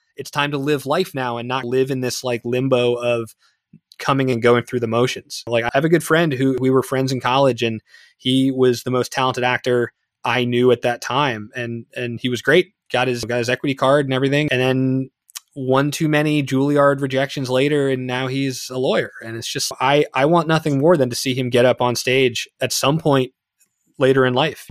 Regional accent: East Brunswick, New Jersey, United States; my hometown's the next town over from new brunswick so i'm from east brunswick new jersey

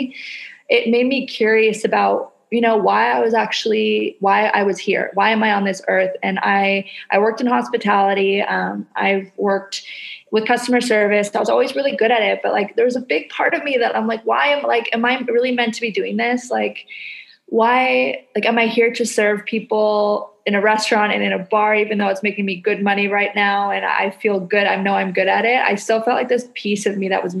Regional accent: Canada; now in Indonesia

